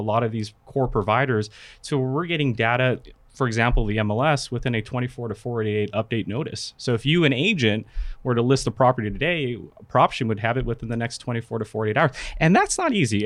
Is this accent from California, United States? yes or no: yes; California, United States; also born or lived in Philippines; at the age of two, I moved to the States, California, and I've been there all my life